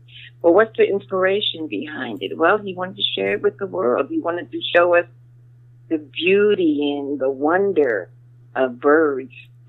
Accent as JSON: {"language": "English", "region": "New York", "country": "United States", "tie": "born or raised there", "said": "Born and raised in New York"}